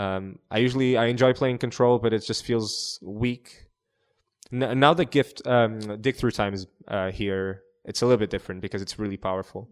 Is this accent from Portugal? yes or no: yes; Portugal; I'm from, uh, I'm from Portugal.